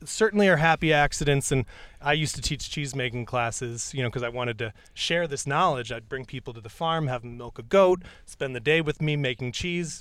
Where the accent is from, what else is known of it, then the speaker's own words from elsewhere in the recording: New York, United States; I grew up in New York State and I grew up next to a farm